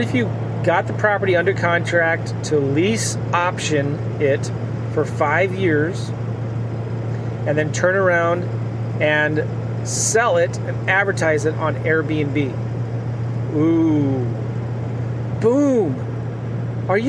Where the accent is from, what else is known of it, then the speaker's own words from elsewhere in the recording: Iowa, United States; I'm from Iowa. I went to Iowa State University.